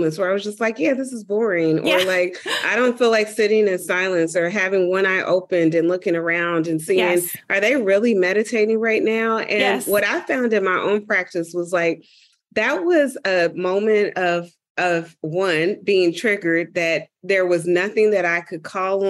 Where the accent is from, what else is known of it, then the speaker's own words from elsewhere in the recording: Dayton, Ohio, United States; moved away; I'm originally from Dayton, Ohio